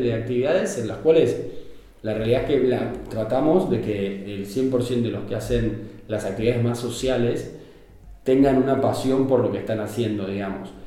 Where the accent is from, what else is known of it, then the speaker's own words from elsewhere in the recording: Argentina; moved away as an adult; now in Barcelona, Spain; yo soy argentino.